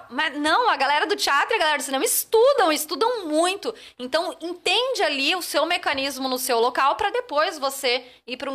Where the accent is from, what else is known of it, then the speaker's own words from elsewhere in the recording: Florianópolis, Santa Catarina, Brazil; moved away as an adult; also born or lived in Rio de Janeiro; Eu saí de Floripa e fui morar no Rio